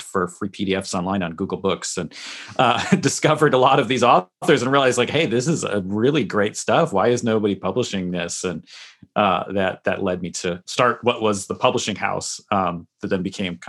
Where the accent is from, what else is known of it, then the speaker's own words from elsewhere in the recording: Massachusetts, United States; now in New York, United States; I'm not really from the Midwestern or Lutheran culture. I grew up in a Reformed tradition in the Northeastern United States, in Massachusetts. I live in New York now. So I was, you know, baptized as an infant in a Presbyterian church